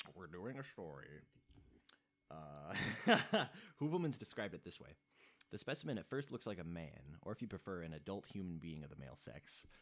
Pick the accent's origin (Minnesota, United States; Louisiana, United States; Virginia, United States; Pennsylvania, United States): Minnesota, United States; we're from Minnesota